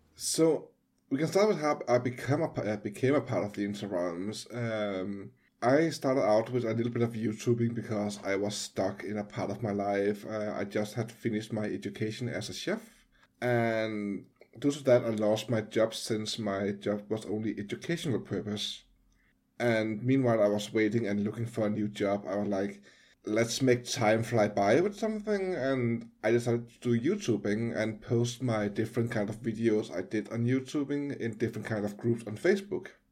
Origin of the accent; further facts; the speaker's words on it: Denmark; I'm from Denmark